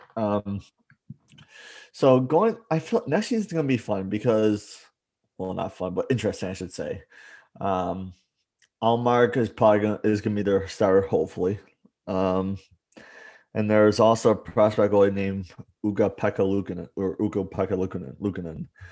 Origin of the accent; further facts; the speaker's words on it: Buffalo, New York, United States; I grew up with media, mediocre sports here in Buffalo